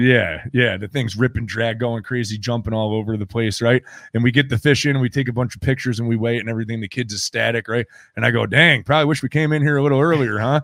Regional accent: New York, United States; I grew up on Lake Champlain

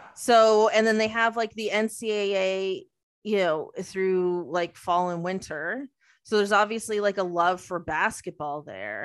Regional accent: Mississauga, Ontario, Canada; from Mississauga

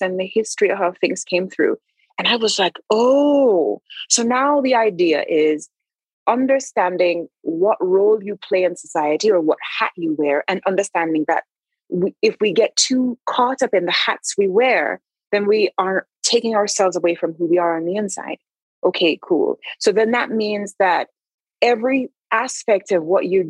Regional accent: Jamaica; I am Christian because I was raised in Jamaica

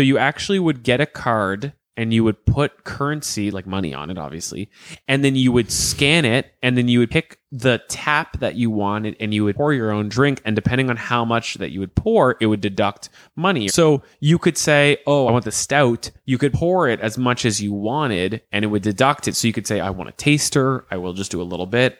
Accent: Canada; we're Canadian.

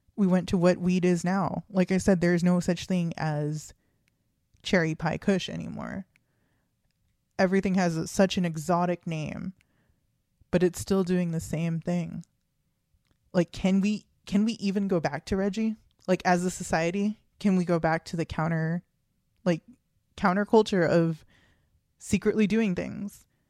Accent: Texas, United States; we're two kids from Texas

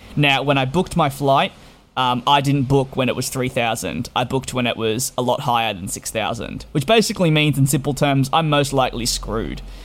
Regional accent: Australia; moved away as an adult; now in United Kingdom; I am Australian-born living in the United Kingdom

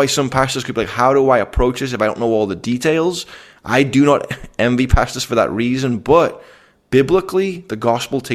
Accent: Liverpool, North West England, United Kingdom; moved away; I'm from Liverpool

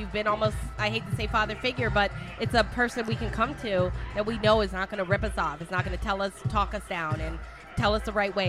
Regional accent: Michigan, United States; she's a Michigander like me. We're from Michigan.

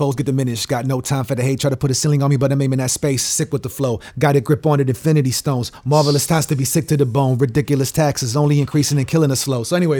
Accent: Brazil; also born or lived in Chile; And I'm from Brazil and Chile, so it's like, it's a global fucking bitch.

